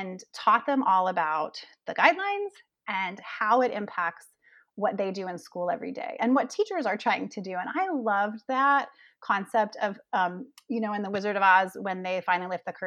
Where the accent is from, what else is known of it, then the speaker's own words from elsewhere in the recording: Gainesville, Florida, United States; moved away as an adult; also born or lived in Denver, Colorado / Framingham, Massachusetts; I made my way back home to my hometown here in Gainesville, Florida